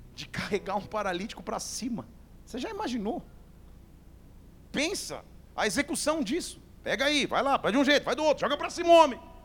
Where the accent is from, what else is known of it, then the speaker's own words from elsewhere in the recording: Barbacena, Minas Gerais, Brazil; Lá na minha infância em Barbacena